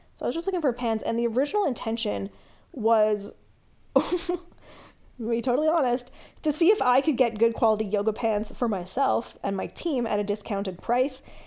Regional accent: Canada; I'm Canadian

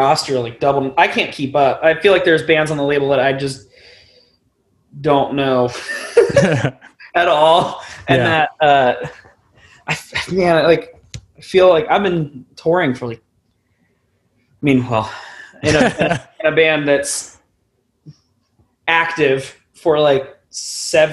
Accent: Westerville, Ohio, United States; also born or lived in Columbus area, Ohio; growing up in Westerville, which is the suburb that I have kind of like stayed in for the most part

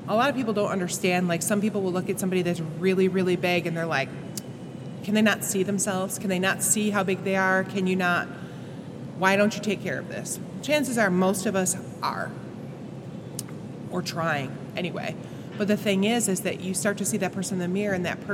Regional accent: a little town outside of Buffalo, New York, United States; I grew up in New York, a little town outside of Buffalo.

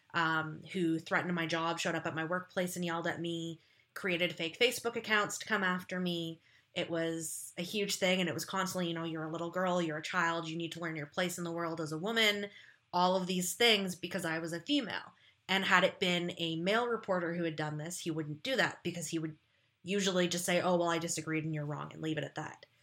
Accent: Ontario, Canada; I'm from a small town in Ontario, Canada.

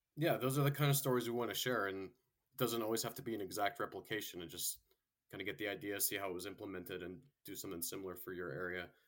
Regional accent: Florida, United States; I went to high school and college there

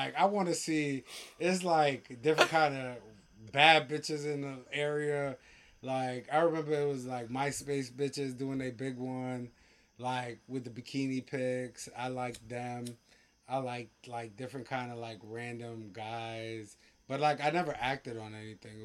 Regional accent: Windsor, Connecticut, United States; a lot of my friends that I grew up with in Windsor High School

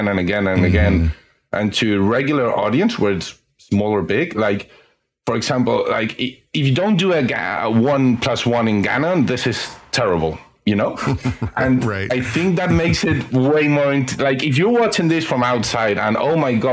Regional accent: Spain; I've been in Spain my whole life and I'm 35.

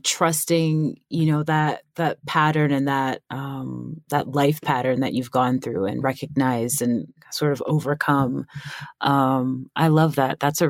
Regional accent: Staten Island, New York, United States; born there; I am a daughter of immigrants from Ghana and Liberia. And I was born in Staten Island, New York.

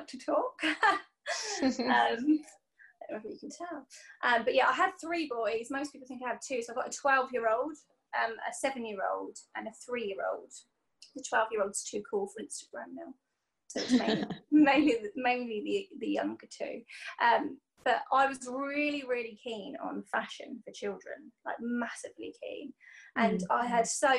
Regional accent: Portsmouth, South East England, United Kingdom; I'm from Portsmouth

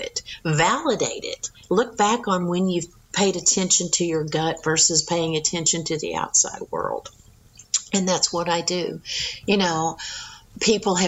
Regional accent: Texas, United States; accent: Texas; I was raised in Texas, but my mom was from East Texas. My dad was Florida.

